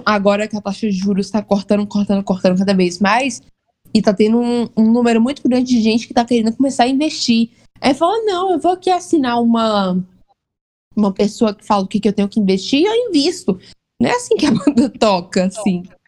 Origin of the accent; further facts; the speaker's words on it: Vitória da Conquista, Bahia, Brazil; eu sou do interior da Bahia. Interior. Terceira maior cidade da Bahia.